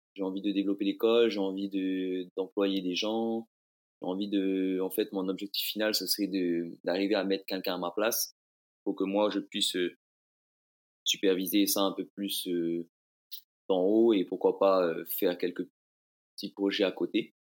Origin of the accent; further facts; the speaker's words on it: Bora Bora, Leeward Islands, French Polynesia; also born or lived in France; je viens de l'île de Bora Bora